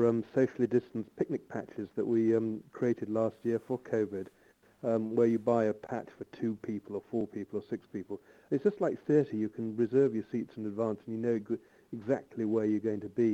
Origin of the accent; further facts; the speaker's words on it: Malton, Yorkshire and the Humber, United Kingdom; I'm from Malton